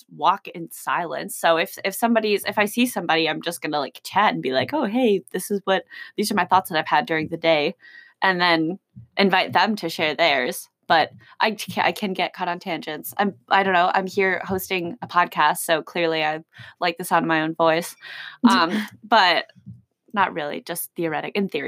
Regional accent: Chicago, Illinois, United States; I'm from Chicago

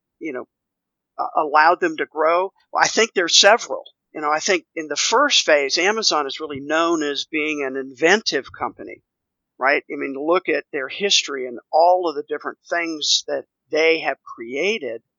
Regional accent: Washington, District of Columbia, United States; moved away as an adult; also born or lived in Texas; now in Nashville, United States; both my wife and I grew up in the Washington, D.C. area

